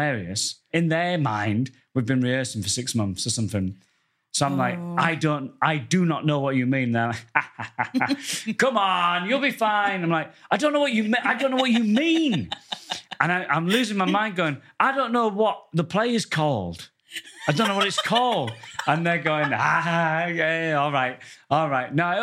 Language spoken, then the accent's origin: English; Goole, Yorkshire and the Humber, United Kingdom; now in London, United Kingdom; I come from the northern town of Goole